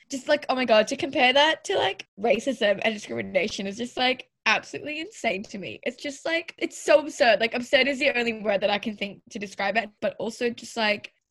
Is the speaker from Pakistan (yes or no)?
yes; Pakistan; now in Australia; I'm also Pakistani. And this is the first time I've ever really seen a Pakistani Australian person on TV.